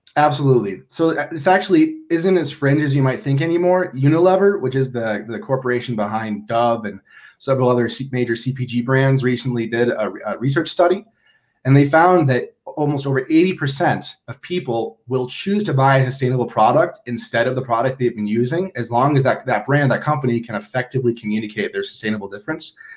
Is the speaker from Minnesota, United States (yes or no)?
yes; Minnesota, United States; moved away as an adult; now in Boulder, United States; I'm from Minnesota and I came to Boulder to escape Minnesota.